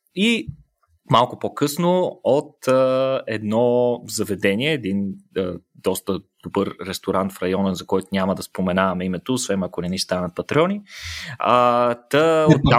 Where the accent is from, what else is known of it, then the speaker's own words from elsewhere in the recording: Bulgaria; всички, които сме българи